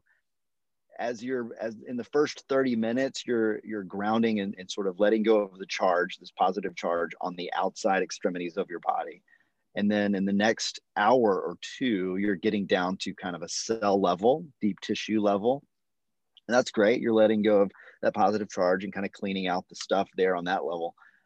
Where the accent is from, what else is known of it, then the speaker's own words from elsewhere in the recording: United States; as an American